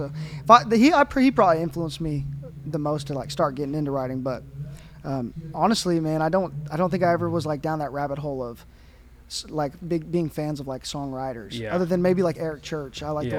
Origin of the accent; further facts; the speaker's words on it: Moore, Oklahoma, United States; Yeah, I'm from Moore.